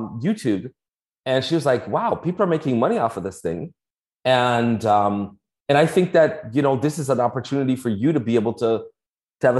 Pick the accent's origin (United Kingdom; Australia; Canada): Canada; Toronto, Ontario; moved away as an adult; now in Florida, United States; I'm from Toronto